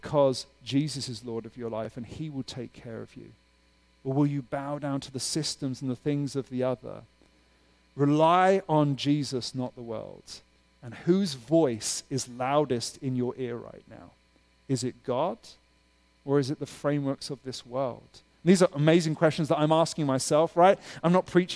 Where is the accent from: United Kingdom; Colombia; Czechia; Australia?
United Kingdom; now in Pittsburgh, United States; I'm from the UK